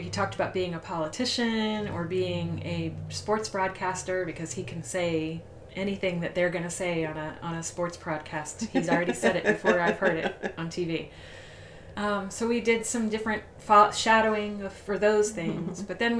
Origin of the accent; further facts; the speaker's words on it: Puerto Rico; born there; I was born in Puerto Rico because they were in the Air